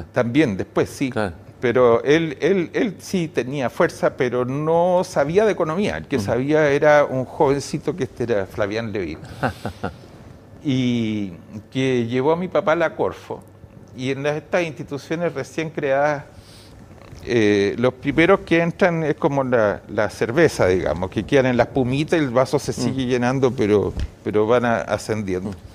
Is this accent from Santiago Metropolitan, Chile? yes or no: yes; Santiago, Santiago Metropolitan, Chile; decidí cambiarme de colegio. Saqué mm. Saqué mejor promedio de mi curso mm. y me fui al Liceo 11 de las Condes